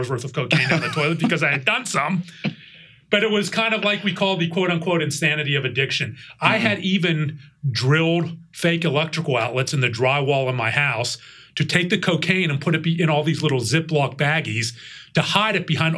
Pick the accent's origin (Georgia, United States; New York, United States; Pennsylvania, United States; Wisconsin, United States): Pennsylvania, United States; Pittsburgh; now in Dallas, United States; I grew up in Pittsburgh.